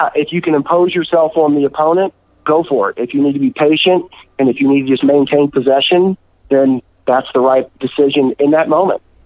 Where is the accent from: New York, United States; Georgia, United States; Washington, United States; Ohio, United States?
Georgia, United States; Atlanta; I grew up in the Atlanta area